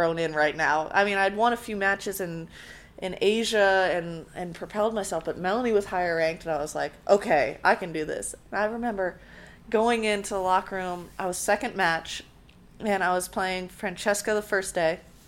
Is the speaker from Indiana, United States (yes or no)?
no; San Diego, California, United States; I grew up in California where tennis was, especially Southern California, where tennis is very booming